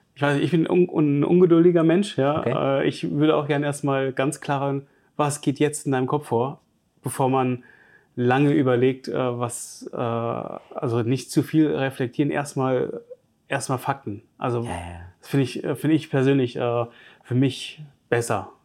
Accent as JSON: {"language": "German", "town": "Giessen", "region": "Hesse", "country": "Germany", "moved": "yes", "lives_now": "Stuttgart, Germany", "said": "Ich komme ursprünglich aus Gießen"}